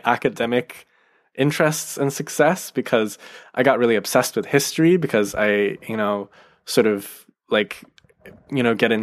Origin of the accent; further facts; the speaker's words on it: United States; I am an American, so like the culture I grew up with is very much connected